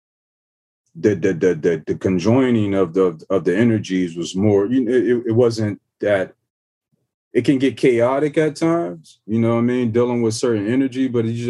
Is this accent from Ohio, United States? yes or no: yes; Ohio, United States; I'm coming from Ohio, small town.